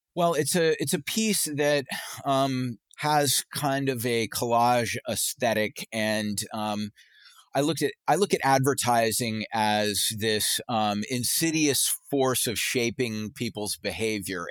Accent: Charleston, South Carolina, United States; growing up in Charleston, South Carolina

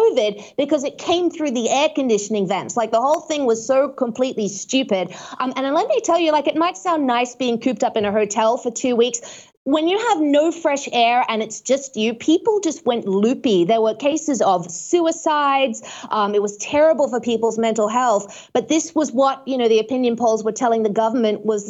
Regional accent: Queensland, Australia; my home state of Queensland

